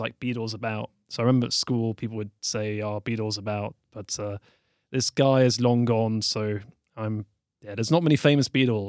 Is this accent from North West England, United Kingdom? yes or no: no; Newcastle, North East England, United Kingdom; also born or lived in London; But I am from Newcastle. I'd say it's in the north of England. It's quite close to Scotland. And probably the best way to describe it, like I lived in London for 10 years.